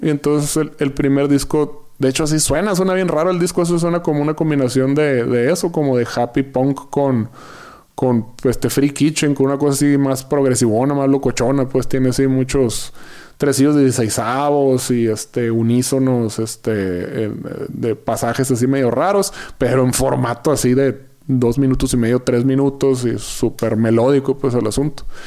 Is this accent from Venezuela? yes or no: no; Yaqui Valley, Sonora, Mexico; moved away as an adult; now in Mexico City, Mexico; del Valle del Yaqui, ser sonorense